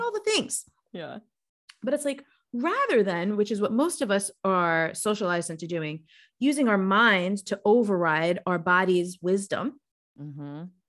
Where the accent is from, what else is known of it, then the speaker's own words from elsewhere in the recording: New York, United States; moved away as an adult; also born or lived in Baltimore; being a New Yorker growing up in that environment.